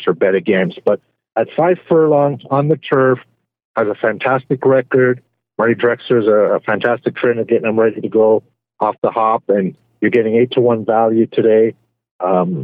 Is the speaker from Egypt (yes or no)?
no; Canada; being Canadian